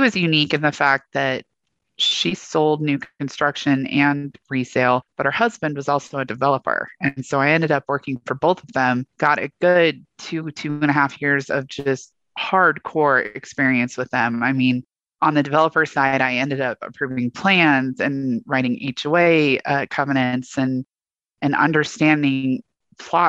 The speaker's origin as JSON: {"language": "English", "region": "Northern Colorado", "country": "United States", "tie": "born or raised there", "also_born_or_lived": "Coos Bay, Oregon", "said": "I grew up in Northern Colorado. I was actually born in Coos Bay, Oregon."}